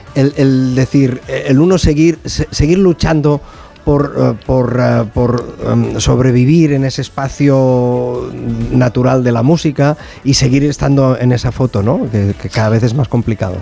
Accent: Sabadell, Catalonia, Spain; yo soy de Sabadell

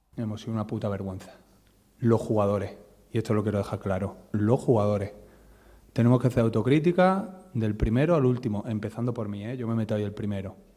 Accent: Málaga, Andalusia, Spain; yo como malagueño malaguista

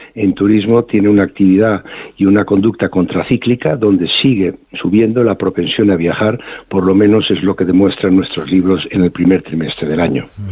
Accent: Spain; somos los españoles viajando por España

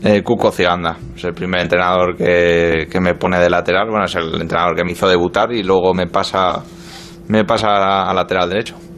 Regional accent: Pamplona, Navarre, Spain; moved away as an adult; also born or lived in Marseille, France; now in London, United Kingdom; me fui muy joven de Pamplona, me fui con 20 años de Osasuna, viví, dos años en Francia, en Marsella y bueno, pues ya llevo nueve

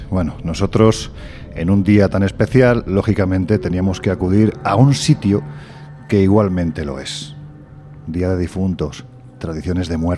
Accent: Andalusia, Spain; Pues hombre, yo es que aunque no se me nota el acento, pero soy andaluz, con lo cual no.

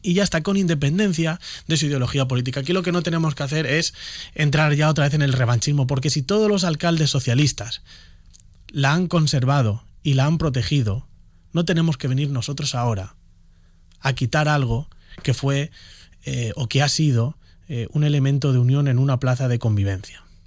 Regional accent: Elche, Valencian Community, Spain; Nadie me tiene que decir a mí qué es lo que necesita Carrús, que es el barrio en el que he estado viviendo 28 años de mi vida

